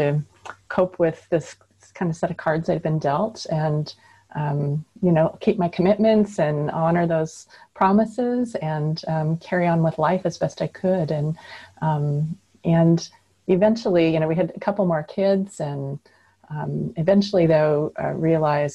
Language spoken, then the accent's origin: English; Puget Sound area, Washington, United States; also born or lived in Alaska; I grew up here in the Puget Sound area in the state of Washington